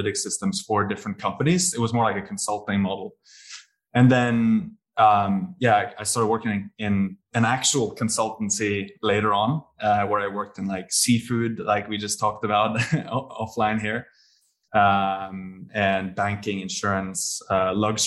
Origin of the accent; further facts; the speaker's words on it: Bergen, Vestland, Norway; moved away as an adult; also born or lived in Bologna, Italy / Edinburgh, United Kingdom / Paris, France; now in Singapore; I had always lived in my hometown of Bergen and never tried living anywhere else.